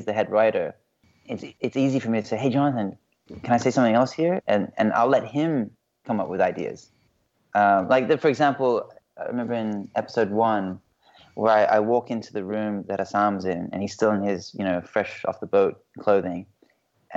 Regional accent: Hong Kong; moved away; I'm from Hong Kong, and my dad's English, my mom's Chinese

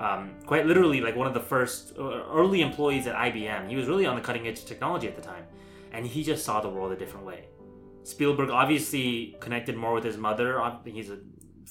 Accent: United States; as like an Indian American

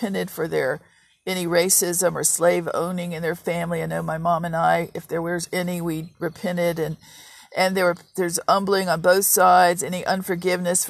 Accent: Virginia, United States; I grew up in Virginia

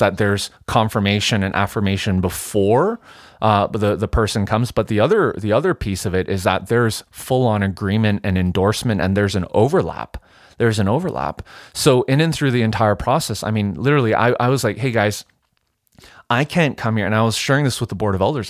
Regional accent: Vancouver, British Columbia, Canada; moved away as an adult; also born or lived in United States; now in Edmonton, Canada; born and raised in Vancouver

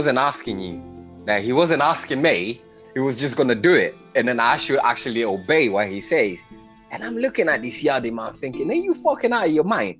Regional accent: London, United Kingdom; I grew up in Brixton.

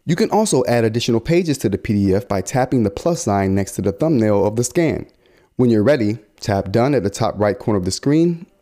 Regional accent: United States; we as American consumers

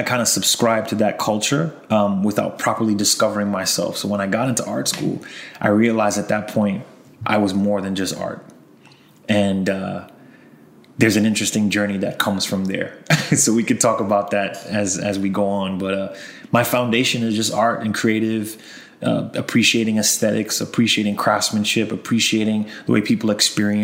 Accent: Long Island, New York, United States; We had a basement in our house growing up in Long Island

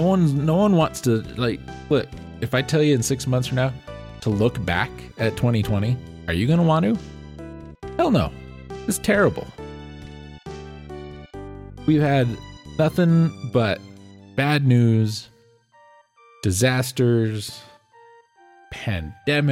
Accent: United States

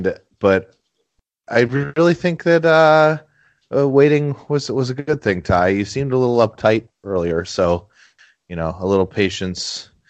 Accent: Cincinnati, Ohio, United States; born there; born in Cincinnati, so I think when my dad told us all

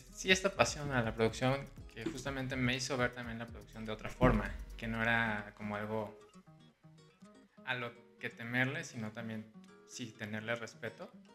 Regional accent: Guadalajara, Jalisco, Mexico; moved away as an adult; now in Mexico City, Mexico; Soy de Guadalajara, Jalisco. Tengo 25 años. Llevo ya prácticamente 5 años viviendo aquí en la Ciudad de México.

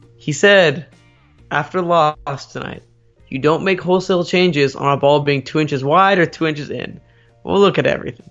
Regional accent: United States; I might be a, a, an American with, uh, Iranian, uh, parents

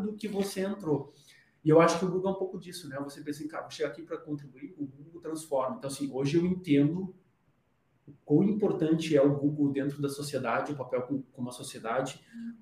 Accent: Rio Grande do Sul, Brazil; moved away as an adult; now in São Paulo, Brazil; eu sou do Rio Grande do Sul, a gente tem uma cultura muito forte de, de viver em família.

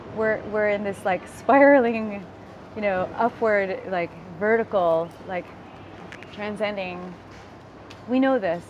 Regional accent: United States; moved away; also born or lived in Philippines (heritage); I was born in America

